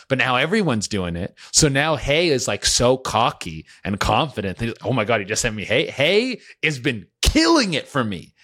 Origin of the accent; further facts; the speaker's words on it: Canada; I'm Canadian too